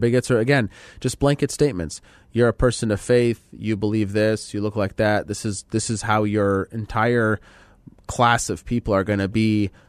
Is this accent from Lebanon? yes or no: yes; Lebanon; So if you're Middle Eastern like me, I'm from Lebanon, as we talked about